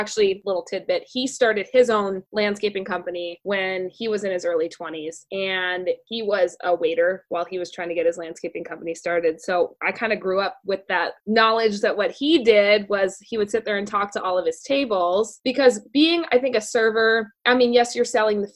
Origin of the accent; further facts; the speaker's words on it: Cave Creek, Arizona, United States; grew up in Cave Creek my whole life